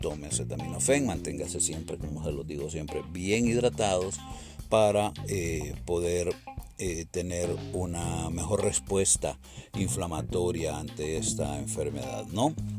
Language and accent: Spanish; Puerto Cortés, Cortés, Honduras; moved away; Puerto Cortés, ¿no? Mi sitio donde yo nací y mi pueblo y mi rancho donde yo espero poder volver en algún momento.